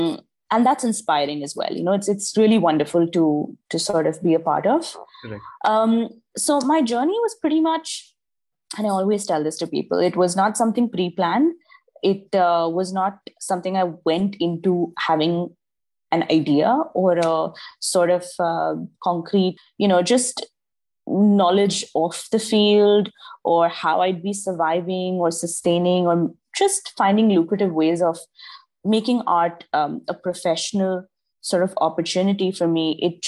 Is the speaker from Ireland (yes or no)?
no; Dubai, United Arab Emirates; also born or lived in Mangalore, India; I am originally Indian. So I'm from Mangalore, but I was born and raised in Dubai. And I've lived here my entire life.